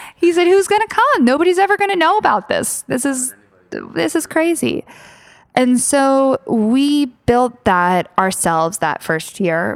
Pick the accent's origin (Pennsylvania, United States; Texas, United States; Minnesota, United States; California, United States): Pennsylvania, United States; Philadelphia; moved away; also born or lived in London; I'm obviously from Philadelphia, and so there was some there was definitely obviously strong personal ties here